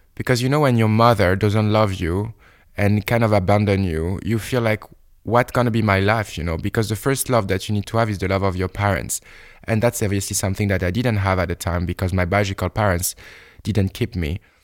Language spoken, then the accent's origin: English; Bordeaux, Nouvelle-Aquitaine, France; English is a second language; moved away; in my bedroom in Bordeaux